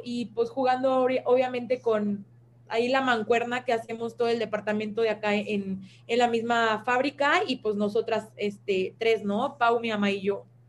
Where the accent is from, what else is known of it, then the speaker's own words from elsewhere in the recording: Mexico; como mexicanos